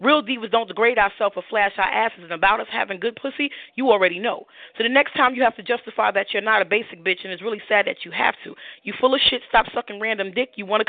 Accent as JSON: {"language": "English", "town": "New York City", "region": "New York", "country": "United States", "said": "from Brooklyn, New York."}